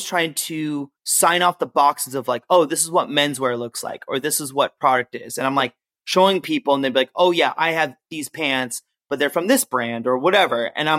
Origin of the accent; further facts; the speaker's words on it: Berkeley, California, United States; I grew up in the Bay Area, like Berkeley area.